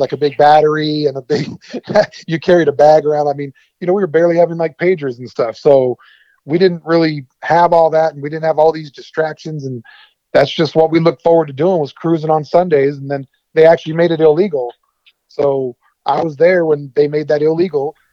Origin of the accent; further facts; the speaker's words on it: San Diego, California, United States; also born or lived in Petaluma, California; I grew up in West Coast, obviously, but mostly San Diego. Grew up there when I was a kid